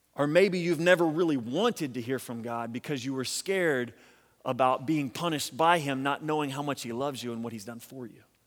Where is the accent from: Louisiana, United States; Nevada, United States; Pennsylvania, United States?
Louisiana, United States; We're from Louisiana